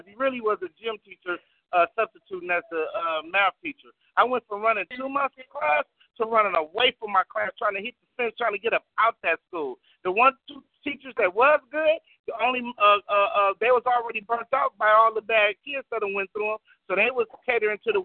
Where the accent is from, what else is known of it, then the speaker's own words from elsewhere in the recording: Compton, California, United States; I was from Compton